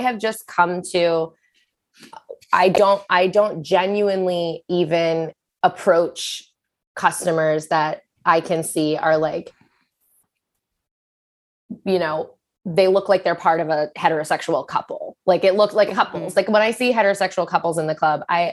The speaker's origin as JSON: {"language": "English", "town": "Boston", "region": "Massachusetts", "country": "United States", "also_born_or_lived": "San Francisco", "moved": "yes", "lives_now": "New York, United States", "said": "I am from Boston, and that's where I started dancing"}